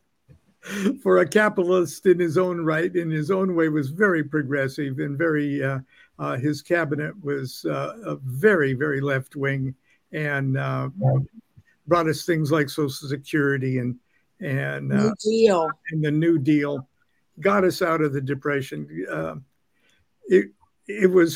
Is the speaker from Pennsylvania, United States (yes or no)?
no; Long Beach, California, United States; I'm 75 years old, and I was born in Long Beach, California. And Long Beach was a big U.S. Navy town.